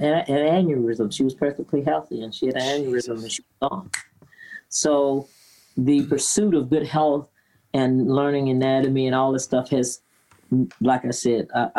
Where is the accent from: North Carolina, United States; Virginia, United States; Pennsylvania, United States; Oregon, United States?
Virginia, United States; growing up in Virginia in the South